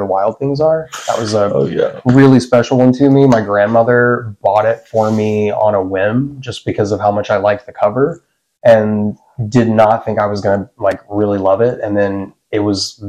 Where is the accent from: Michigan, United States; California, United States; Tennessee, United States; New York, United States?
Tennessee, United States; Nashville; I was born and raised in Nashville, Tennessee. Well, technically Hermitage, out east